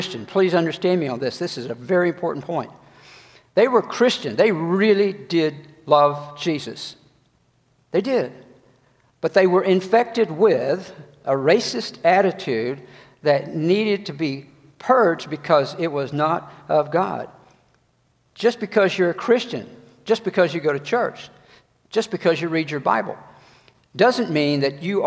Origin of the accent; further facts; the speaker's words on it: Georgia, United States; growing up in the South in Georgia